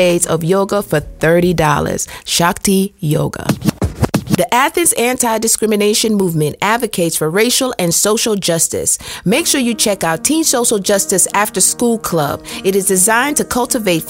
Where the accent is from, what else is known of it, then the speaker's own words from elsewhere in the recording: Jamaica; moved away; I'm Jamaican